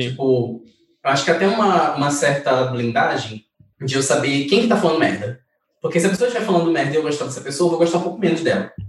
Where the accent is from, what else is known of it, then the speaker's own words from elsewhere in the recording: North Region, Brazil; eu sou do Norte